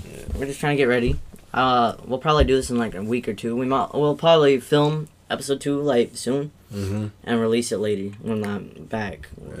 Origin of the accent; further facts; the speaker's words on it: Carolina, United States; moved away; I was originally from Carolina